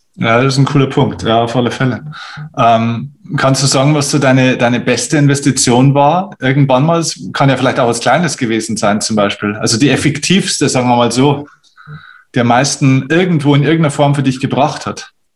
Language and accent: German; Bavaria, Germany; bei uns in Bayern